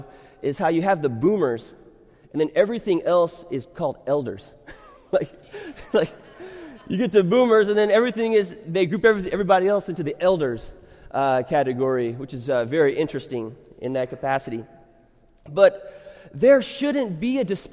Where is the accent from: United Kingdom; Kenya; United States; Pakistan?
United States; I am an American, but I am not just an American who happens to be a Christian